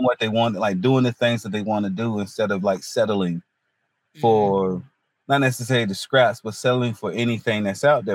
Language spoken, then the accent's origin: English; Hertford, North Carolina, United States; also born or lived in Greenville, North Carolina / Wilmington, North Carolina; now in Raleigh, United States; I'm from North Carolina originally. Um, small town, North Carolina. It's near the um, northeast coast. It's called Hertford, North Carolina